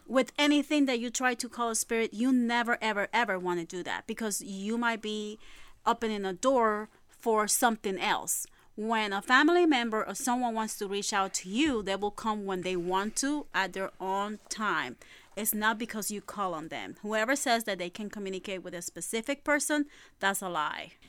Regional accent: New York City, New York, United States; also born or lived in Puerto Rico; I'm from Puerto Rico. I was born in Puerto Rico, but I grew up in Brooklyn, Sunset

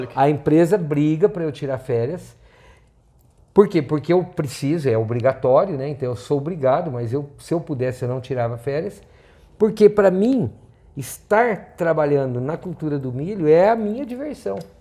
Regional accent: northern Paraná, Brazil; moved away; also born or lived in São Paulo (state); uma pessoa que nasceu no estado de São Paulo, foi criado no norte do Paraná, terra roxa

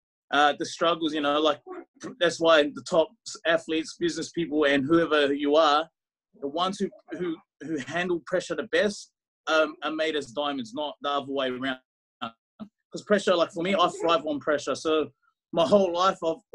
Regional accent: New Zealand; moved away; So I'm from New Zealand with Tongan heritage.

